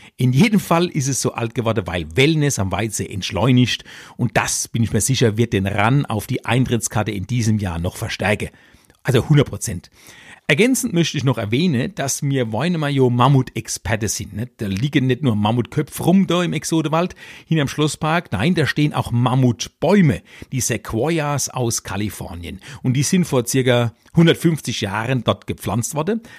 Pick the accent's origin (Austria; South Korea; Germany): Germany; Electoral Palatinate, Kurpfalz; also born or lived in Weinheim; als Kurpfälzer Kabarettist